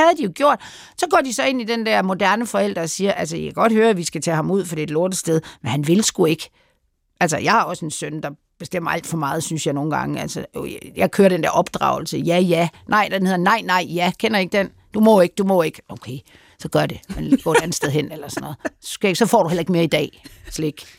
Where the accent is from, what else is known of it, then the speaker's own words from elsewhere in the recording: Denmark; vi som danskere